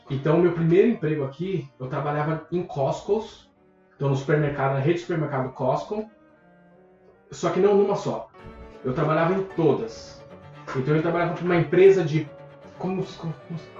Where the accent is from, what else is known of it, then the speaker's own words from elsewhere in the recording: Brazil; moved away as an adult; Então eu vim do Brasil, trabalhava com marketing no Brasil, vim para cá como profissional de marketing.